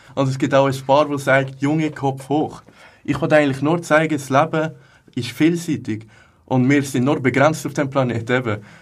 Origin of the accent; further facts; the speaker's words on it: Hägglingen, Aargau, Switzerland; Ich komme aus Hecklingen, da ist gerade nebenan